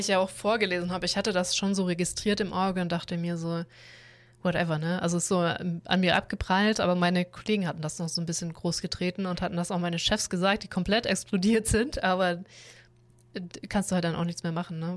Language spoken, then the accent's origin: German; Southern Germany, Germany; wir im Süden generell sehr viel Industrie haben